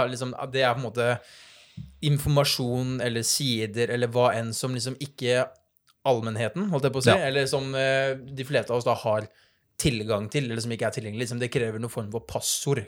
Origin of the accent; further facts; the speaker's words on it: Notodden, Telemark, Norway; som dere hører, så er jeg fra Østlandet